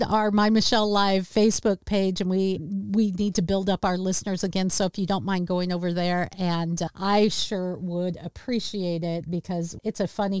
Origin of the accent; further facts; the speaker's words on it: Seattle, Washington, United States; my hometown